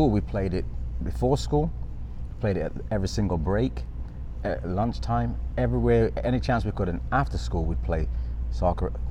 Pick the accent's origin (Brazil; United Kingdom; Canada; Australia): United Kingdom; Nottingham, East Midlands; Oh, um, I'm from Nottingham in England, which is north of London, as a reference point for most people.